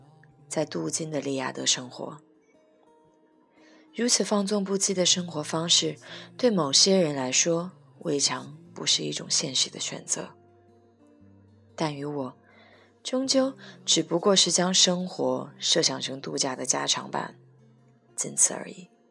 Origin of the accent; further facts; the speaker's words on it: Vancouver, British Columbia, Canada; 这一期的古物最长的章节便给了我的故乡温哥华